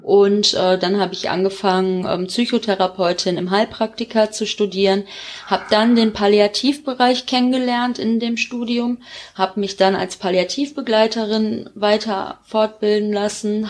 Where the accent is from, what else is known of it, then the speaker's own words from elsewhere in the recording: Gevelsberg, North Rhine-Westphalia, Germany; in Vollmerstein, auch hier so in der Nähe vom Gefitzberg, wo ich herkomme